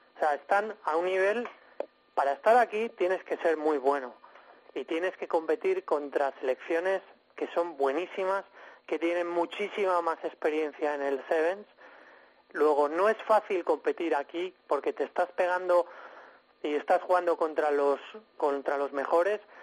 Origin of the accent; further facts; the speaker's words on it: Spain; now in Australia; tenemos como el síndrome del emigrante que cuando viene aquí algún español